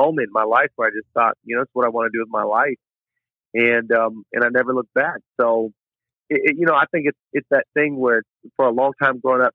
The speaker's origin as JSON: {"language": "English", "region": "Washington", "country": "United States", "tie": "born or raised there", "moved": "yes", "lives_now": "California, United States", "said": "I really loved growing up in Washington"}